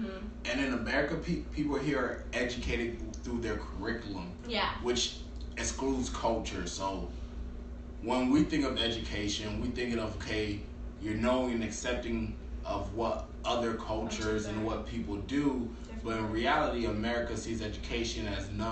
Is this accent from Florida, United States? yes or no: yes; Miami, Florida, United States; also born or lived in Haiti; now in Kentucky, United States; I was born in Haiti. Majority of my family is like Haitian, got Dominican mixed in there. I grew up in Miami, Florida, and now I'm just in Kentucky